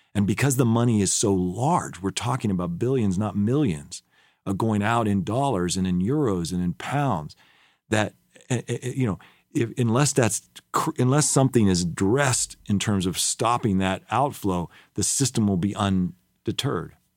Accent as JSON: {"language": "English", "country": "United States"}